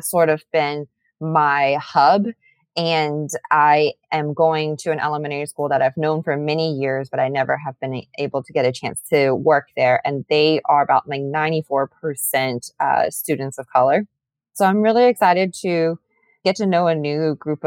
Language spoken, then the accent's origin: English; Atlanta, Georgia, United States; moved away as an adult; also born or lived in South Carolina / Arlington; I am born and raised in Atlanta